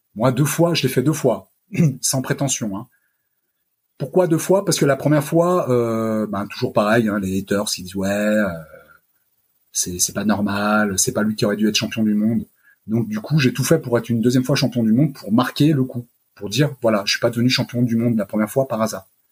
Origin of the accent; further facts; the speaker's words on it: France; je suis français euh, d'abord, euh, même si je suis d'origine italienne